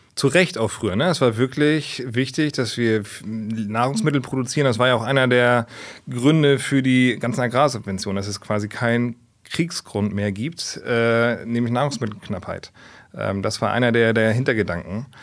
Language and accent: German; Hamburg, Germany; Ich bin ein Stadtkind. Also das Einzige, was grün war früher, war so die Polizei auf St. Pauli, wo ich groß geworden bin